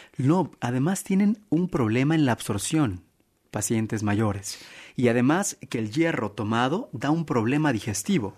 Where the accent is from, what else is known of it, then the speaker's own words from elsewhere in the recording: Mexico; como buen mexicano